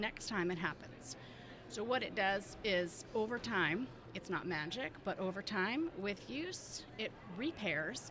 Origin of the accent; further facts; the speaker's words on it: Massachusetts, United States; I'm from Massachusetts.